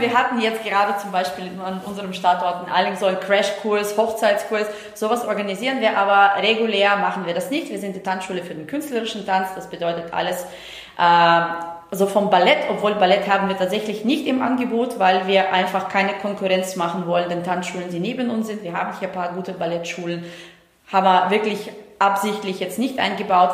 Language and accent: German; Estonia; moved away; ich komme ja aus Estland gebürtig, also ich komme nicht aus Deutschland